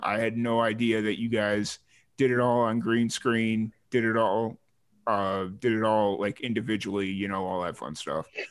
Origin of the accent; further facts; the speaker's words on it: Chicago Heights, Illinois, United States; accent: Chicago; also born or lived in New Mexico; now in Texas, United States; I grew up in Chicago Heights